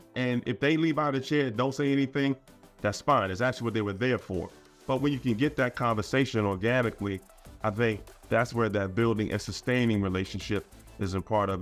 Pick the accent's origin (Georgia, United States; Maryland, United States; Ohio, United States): Maryland, United States; Baltimore; when I was growing up in East Baltimore